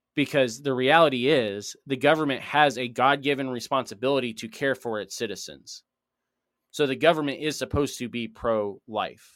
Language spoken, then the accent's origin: English; United States; me as an American